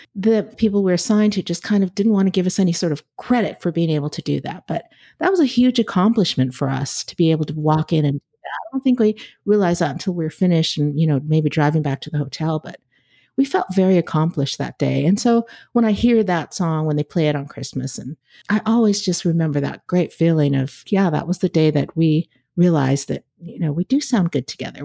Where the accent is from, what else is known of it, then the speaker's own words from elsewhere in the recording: California, United States; I grew up in California, so we didn't have an air conditioner in my house